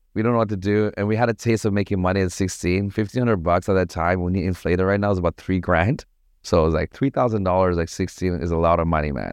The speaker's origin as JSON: {"language": "English", "town": "Toronto", "region": "Ontario", "country": "Canada", "tie": "born or raised there", "also_born_or_lived": "Sri Lanka / Paris, France / Montreal, Canada", "moved": "as an adult", "lives_now": "Bali, Indonesia", "said": "I grew up in Toronto."}